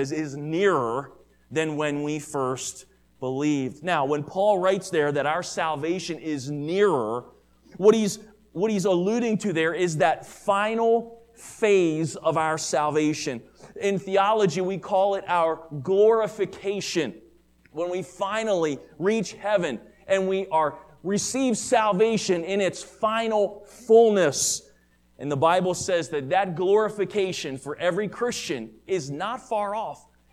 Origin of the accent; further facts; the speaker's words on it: Maryland, United States; the church that I grew up with in Maryland